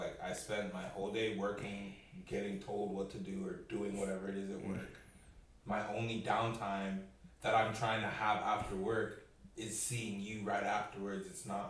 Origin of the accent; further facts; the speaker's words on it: Nigeria; I'm Nigerian